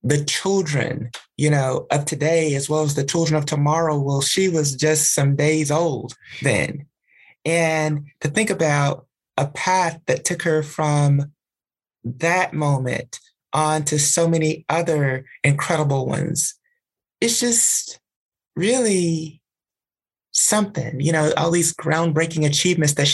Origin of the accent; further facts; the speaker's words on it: Alabama, United States; moved away; the social grounding that I got in Alabama